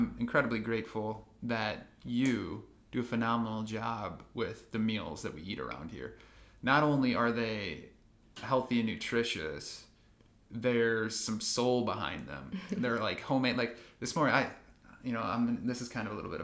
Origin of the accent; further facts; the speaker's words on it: Midwest, United States; moved away as an adult; also born or lived in California; we grew up in the Midwest